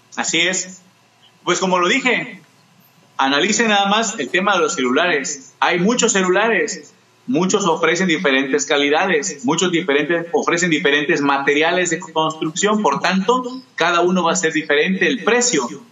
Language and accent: Spanish; El Espinal, Mexico; aquí en, mi pueblo, yo soy del Espinal